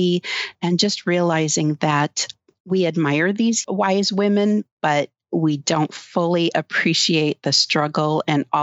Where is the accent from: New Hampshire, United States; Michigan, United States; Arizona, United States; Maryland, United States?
Michigan, United States; Upper Peninsula of; We're from the Upper Peninsula of Michigan.